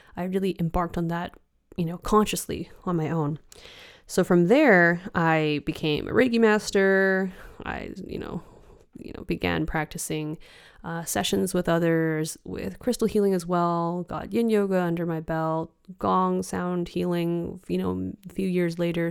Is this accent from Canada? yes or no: yes; Richmond, British Columbia, Canada; moved away as an adult; now in Copenhagen, Denmark; my hometown of Richmond